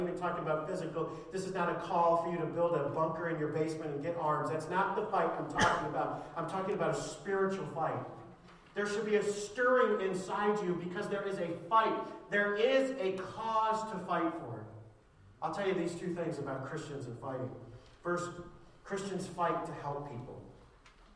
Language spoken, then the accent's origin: English; Ireland; As an Irishman